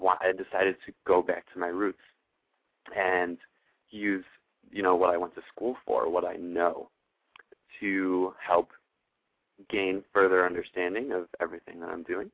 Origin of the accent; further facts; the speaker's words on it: Buffalo, New York, United States; moved away; I'm actually coming to you from Buffalo, New York today, in my hometown, born here, raised a little bit, and kind of moved back and forth.